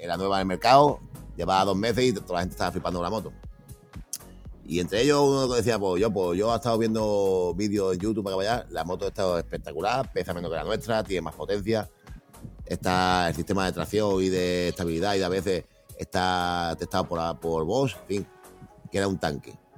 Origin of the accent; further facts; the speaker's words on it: Spain; los españoles eh, nos quejamos de todo y somos españoles